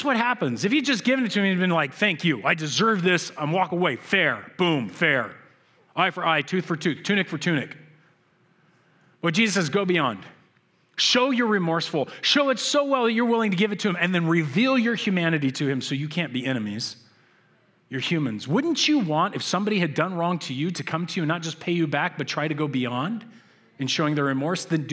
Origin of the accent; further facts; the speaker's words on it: United States; I'm an American